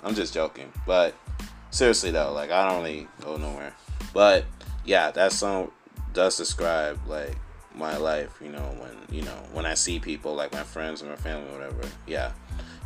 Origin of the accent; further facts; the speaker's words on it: New York City, New York, United States; New York is where I lived and grew up my whole life